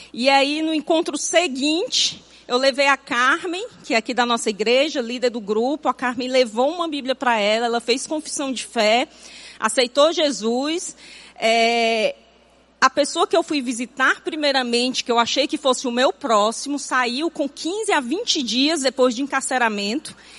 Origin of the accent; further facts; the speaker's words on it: Fortaleza, Ceará, Brazil; nasci e me criei em Fortaleza